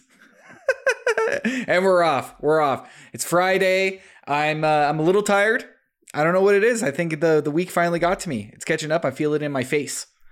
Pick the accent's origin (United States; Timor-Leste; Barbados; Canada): Canada; us Canadians